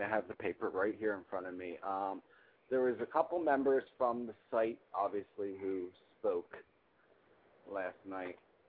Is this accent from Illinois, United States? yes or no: no; Mississippi, United States; We're here, and I'm from Mississippi, and we're dealing with this.